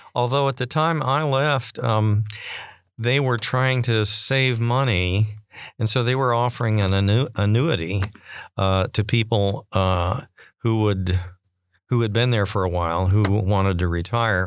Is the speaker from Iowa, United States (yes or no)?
no; Lawrence, Kansas, United States; moved away as an adult; now in Stockton, United States; I grew up in Lawrence, Kansas, where the university is located